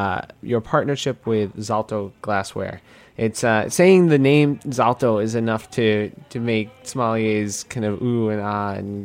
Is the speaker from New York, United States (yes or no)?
yes; New York City, New York, United States; I grew up in Queens. Well, I'm a Queens boy.